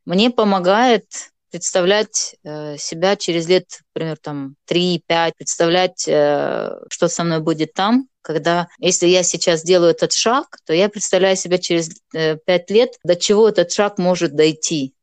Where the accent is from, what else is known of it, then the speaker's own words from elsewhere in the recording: Moldova; first language Gagauz; Russian is a second language; moved away as an adult; now in Kharkiv, Ukraine; я живу в Харькове, на Украине, замуж здесь вышла, шестой год Э, но сама я из Молдовы.